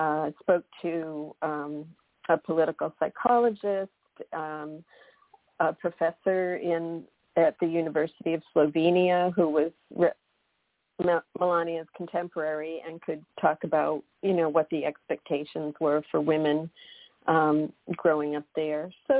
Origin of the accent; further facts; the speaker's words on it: Massachusetts, United States; I'm originally from Massachusetts, and we have this big, you know, Kennedy fascination.